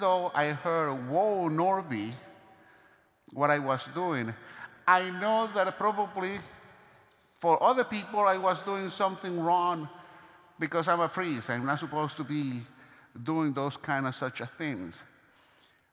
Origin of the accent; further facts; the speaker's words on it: Venezuela; moved away; my hometown, from Venezuela